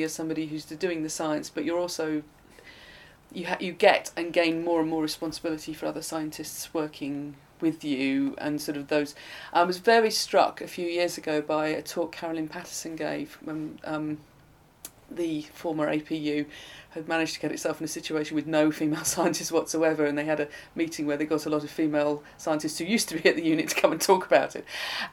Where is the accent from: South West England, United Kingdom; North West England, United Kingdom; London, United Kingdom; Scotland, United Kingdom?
North West England, United Kingdom; Blackburn; moved away; I'm from Blackburn